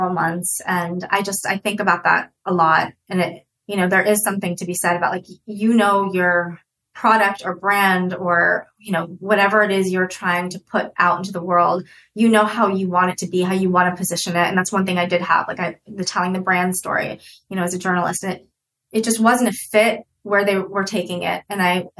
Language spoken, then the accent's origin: English; United States; also born or lived in Russia; I came to the States when I was 2